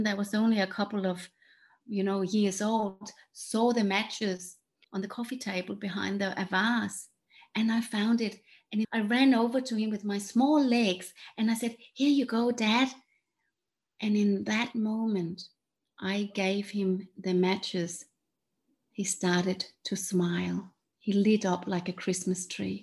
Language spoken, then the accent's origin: English; Denmark; English is a second language; moved away; where I'm from Denmark, that's why I have this funny accent